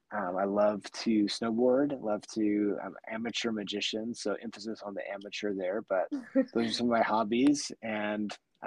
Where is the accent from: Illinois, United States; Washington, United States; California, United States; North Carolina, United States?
Washington, United States; Seattle; moved away; So I grew up in Seattle, Washington, and the gospel was a huge part of my life.